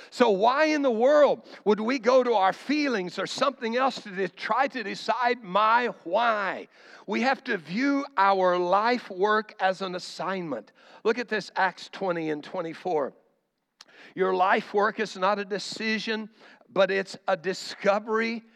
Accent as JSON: {"language": "English", "country": "United States", "said": "I'm an American"}